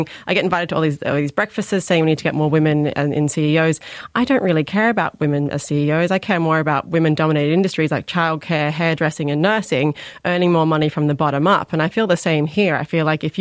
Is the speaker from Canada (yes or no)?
no; Sydney, New South Wales, Australia; now in Ireland; I'm from Western Sydney. That's my hometown